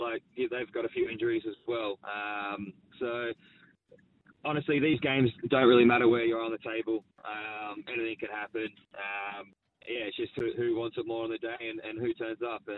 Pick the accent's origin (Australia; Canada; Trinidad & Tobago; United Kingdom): Australia; We're Australian